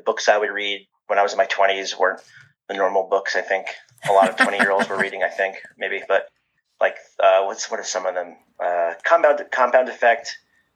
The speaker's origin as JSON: {"language": "English", "region": "New Jersey", "country": "United States", "said": "I'm from New Jersey"}